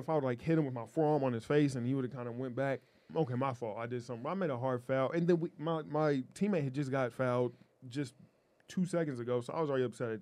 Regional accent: Portland, Oregon, United States; I was a little kid growing up in Portland

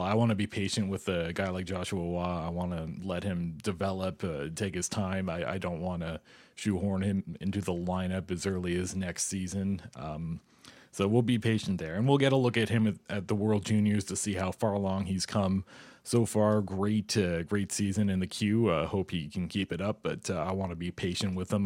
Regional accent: Ottawa, Ontario, Canada; growing up in Ottawa

